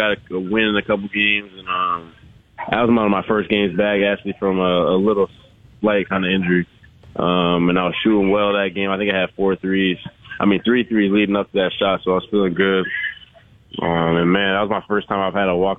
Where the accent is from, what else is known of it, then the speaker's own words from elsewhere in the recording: Aurora, Ontario, Canada; moved away; Aurora's a great place. Taught me a lot of things. Grew me up